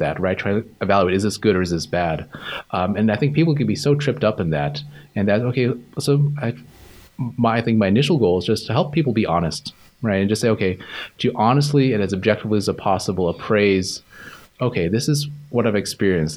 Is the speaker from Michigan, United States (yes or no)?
no; Pasco, Washington, United States; also born or lived in Spokane, Washington; I grew up in the Tri-Cities. I was essentially raised in Pasco, Washington